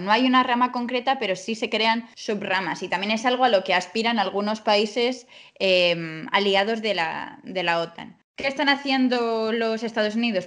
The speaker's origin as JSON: {"language": "Spanish", "country": "Spain", "said": "nosotros lo vemos como españoles"}